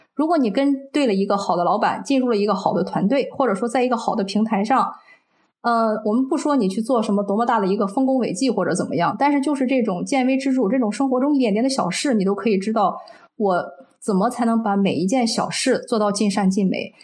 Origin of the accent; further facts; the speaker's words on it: China; 我们中国人在，中国人自己的这个大陆的这个五百强企业内很难去担任一个高管